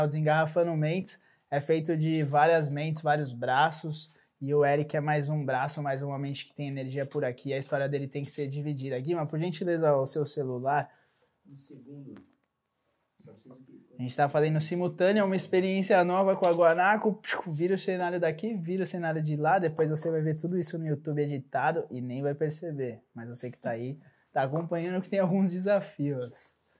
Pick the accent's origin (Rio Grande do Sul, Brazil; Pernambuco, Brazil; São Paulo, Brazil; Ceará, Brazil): São Paulo, Brazil; Mongaguá; eu também passei uma boa parte da minha adolescência em Mongaguá